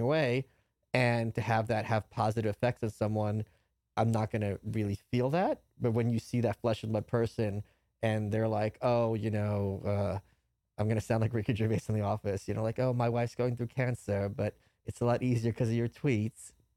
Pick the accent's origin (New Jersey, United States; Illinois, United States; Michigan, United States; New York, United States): New York, United States; moved away as an adult; also born or lived in Brooklyn; now in Austin, United States; as a New Yorker